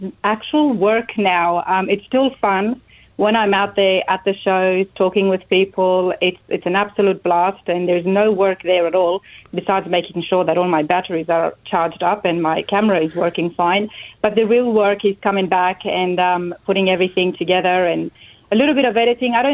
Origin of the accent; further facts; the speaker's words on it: Sydney, New South Wales, Australia; moved away as an adult; now in United States; Trains and buses everywhere, especially where I grew up in Sydney